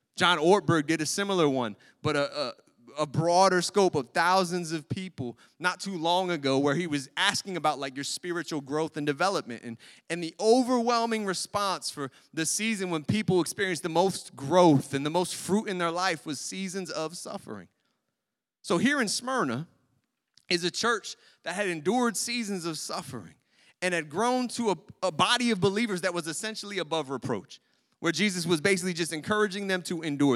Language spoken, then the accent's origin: English; United States; As American Christians in our culture